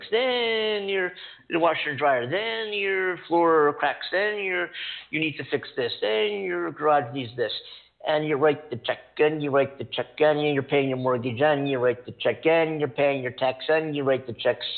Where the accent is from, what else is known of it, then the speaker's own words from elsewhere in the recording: East Coast, United States; also born or lived in New York City; now in California, United States; I live in California. I came from the East Coast. I lived in New York City